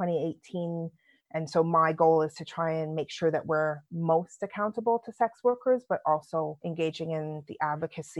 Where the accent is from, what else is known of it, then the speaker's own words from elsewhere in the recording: Canada; accent: London accent by way of Canada; moved away as an adult; also born or lived in London, United Kingdom; now in United Kingdom; I was born in London, my lovely London accent by way of Canada. But so my dad was part of Windrush. So he came to this country invited as a police officer, then went into the military and then decided, hey, we're going to Canada. So we left.